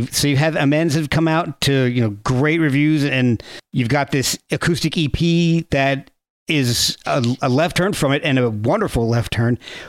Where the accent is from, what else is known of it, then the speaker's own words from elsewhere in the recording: New Jersey, United States; Hey, I was from Jersey too, so that's all right.